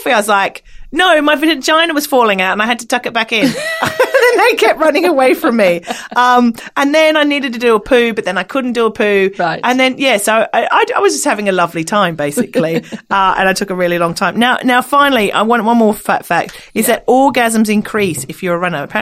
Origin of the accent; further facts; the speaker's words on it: Australia; accent: Australian; it's my accent. Can't blame me. I'm an Australian.